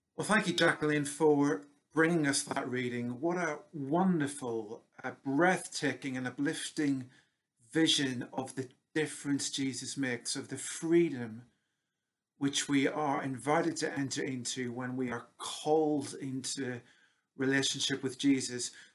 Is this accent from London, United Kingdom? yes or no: no; Northern Ireland, United Kingdom; moved away as an adult; it's almost 30 years since I moved away from Northern Ireland and my roots